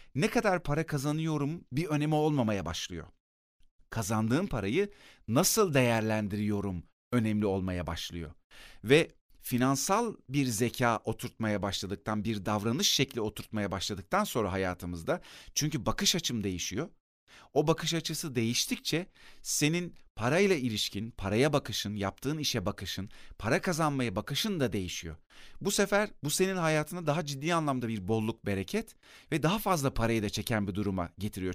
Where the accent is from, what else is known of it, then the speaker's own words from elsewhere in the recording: Akyazı, Sakarya, Turkey; Bir de benim yetiştiğim yer Akyazı, Sakarya'nın Akyazı ilçesi.